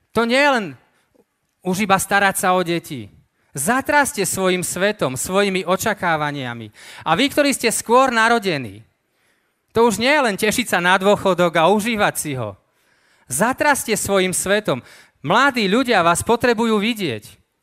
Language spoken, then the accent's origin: Slovak; eastern Slovakia, Slovakia; ja pochádzam z východného Slovenska, ja tam aj žijem teraz